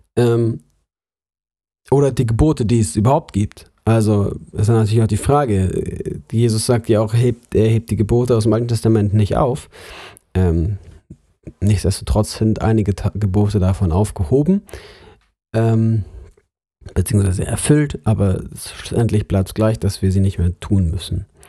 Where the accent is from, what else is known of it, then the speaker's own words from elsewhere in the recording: Munich, Bavaria, Germany; moved away; also born or lived in Lörrach; ich komme aus München, aus der Großstadt